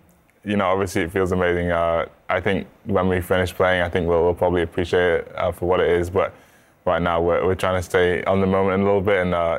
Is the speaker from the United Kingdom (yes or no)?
yes; England, United Kingdom; now in Princeton, United States; back home in England